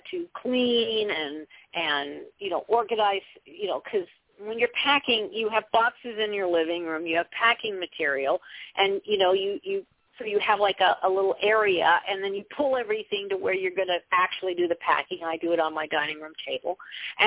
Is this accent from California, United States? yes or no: yes; Southern California, United States; I come from Southern California